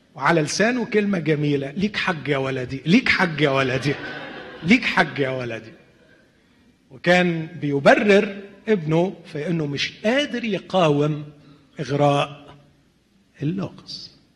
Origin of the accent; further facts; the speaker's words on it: Alexandria, Alexandria Governorate, Egypt; انا من الناس اللي قضوا طفولتهم في مصر